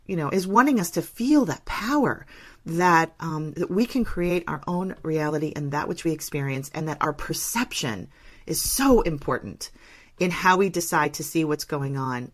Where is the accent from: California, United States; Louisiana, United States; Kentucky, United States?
California, United States; Northern; I'm from Northern California